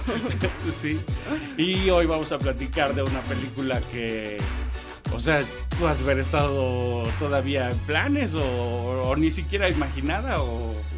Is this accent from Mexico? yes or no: yes; Mexico; como mexicanos